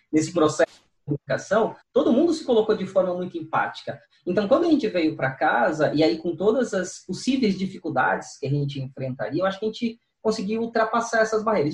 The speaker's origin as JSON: {"language": "Portuguese", "town": "Cubatão", "region": "São Paulo", "country": "Brazil", "tie": "born or raised there", "also_born_or_lived": "Santos", "moved": "yes", "lives_now": "São Paulo, Brazil", "said": "nasci na Santa Casa de Santos, mas morei desde a da, da, da infância, adolescência em Cubatão, depois vim, acabei vindo para São Paulo"}